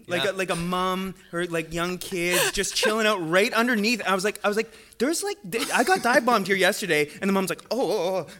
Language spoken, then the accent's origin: English; Calgary, Alberta, Canada; moved away as an adult; now in Vancouver, Canada; so I'm from Calgary.